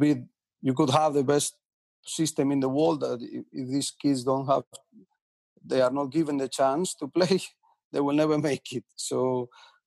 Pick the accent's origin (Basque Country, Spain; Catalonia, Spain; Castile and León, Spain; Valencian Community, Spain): Valencian Community, Spain; a little town next to Villarreal; moved away; my hometown is a very little town next to Villarreal